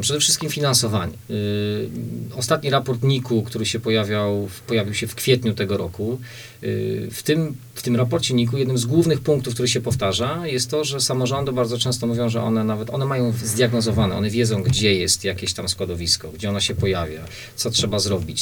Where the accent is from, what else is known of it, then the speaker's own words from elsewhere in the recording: Łódź Voivodeship, Poland; u nas w Łódzkiem